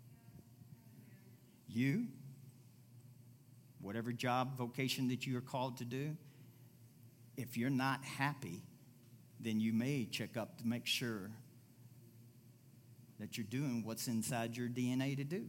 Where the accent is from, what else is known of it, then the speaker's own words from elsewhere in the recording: Louisville, Kentucky, United States; moved away; I went back to my hometown, Louisville, Kentucky